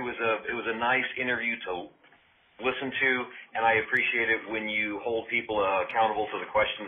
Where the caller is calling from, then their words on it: California, United States; I'm calling from California.